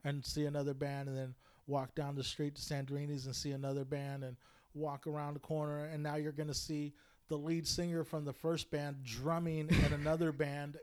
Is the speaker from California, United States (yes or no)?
yes; Bakersfield, California, United States; I grew up in Bakersfield